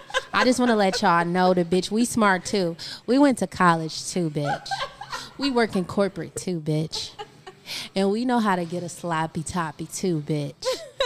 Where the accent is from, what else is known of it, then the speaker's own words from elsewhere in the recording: Detroit, Michigan, United States; I'm from East Warren.